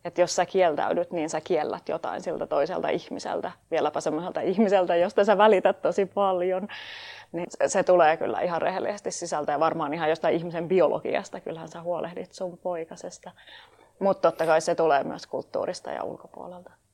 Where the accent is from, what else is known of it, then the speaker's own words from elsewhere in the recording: Tampere, Pirkanmaa, Finland; mä oon tamperelainen puutarhuriopiskelija